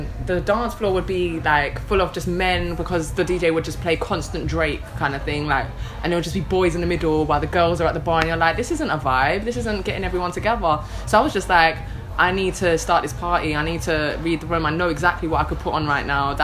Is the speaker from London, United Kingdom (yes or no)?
yes; London, United Kingdom; also born or lived in Manchester; I first came to London out of my mother's womb in 1991, because I'm from Tottenham